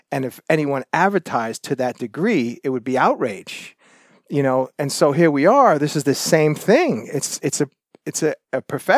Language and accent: English; Brooklyn, New York, United States; moved away as an adult; now in Toronto, Canada; I'm originally from New York City, Brooklyn, New York. Lived in Toronto and suburb areas for quite a long time. I moved to Toronto in 94